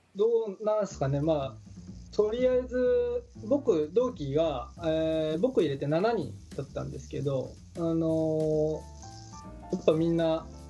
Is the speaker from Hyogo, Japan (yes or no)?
no; Shizuoka, Japan; 僕地元静岡なんですけど